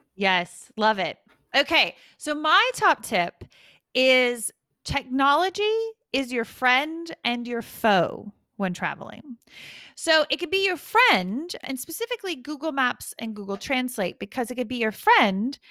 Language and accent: English; United States; now in United Kingdom; I'm an American